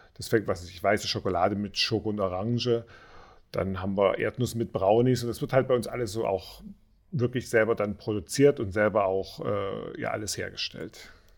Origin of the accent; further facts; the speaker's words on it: Dresden, Saxony, Germany; moved away; also ich komme ja auch aus dem Osten, ursprünglich aus Dresden